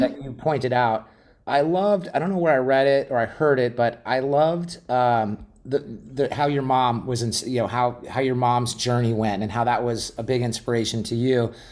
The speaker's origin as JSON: {"language": "English", "town": "Glendale", "region": "Arizona", "country": "United States", "tie": "born or raised there", "said": "I grew up in Glendale, Arizona"}